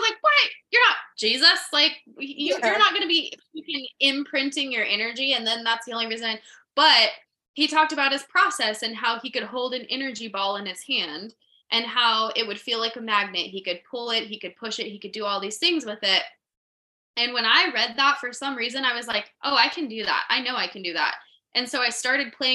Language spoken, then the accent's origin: English; New Mexico, United States; I'm from New Mexico, and New Mexico has such a weird energy